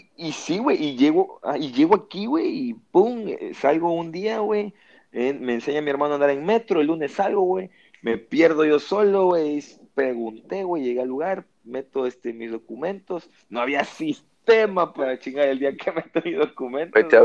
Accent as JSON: {"language": "Spanish", "region": "Veracruz", "country": "Mexico", "tie": "born or raised there", "moved": "as an adult", "lives_now": "Monterrey, Mexico", "said": "de donde yo vengo, que tengo 29 años viviendo"}